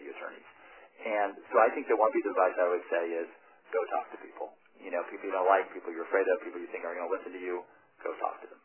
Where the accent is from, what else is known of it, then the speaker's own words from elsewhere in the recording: Western Colorado, United States; place I grew up in Western Colorado